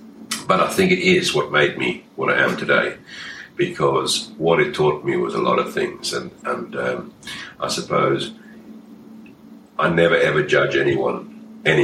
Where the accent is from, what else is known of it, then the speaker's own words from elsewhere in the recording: Durban, KwaZulu-Natal, South Africa; also born or lived in Namibia / Zimbabwe; now in United Kingdom; I'm originally from South Africa, so I was born out in Namibia, in Southwest Africa. Lived across in South Africa, in the Durban and Natal area, went and spent a number of years up in Zimbabwe, and then came back down to Johannesburg.